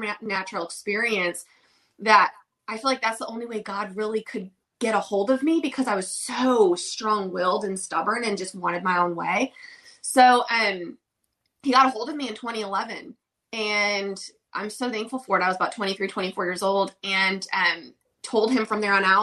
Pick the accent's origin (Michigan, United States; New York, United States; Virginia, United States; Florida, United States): Michigan, United States; Oxford; now in Nashville, United States; I'm originally from Michigan, small town in Michigan called Oxford